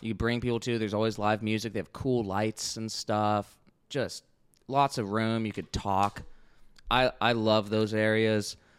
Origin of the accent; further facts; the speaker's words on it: Oregon, United States; now in Austin, United States; I'm from Oregon, my family's from the East Coast